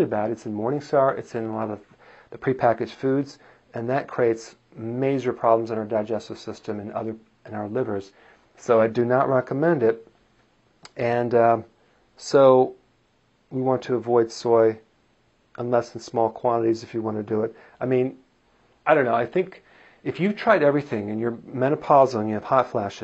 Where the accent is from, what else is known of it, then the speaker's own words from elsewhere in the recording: Wisconsin, United States; I am from Wisconsin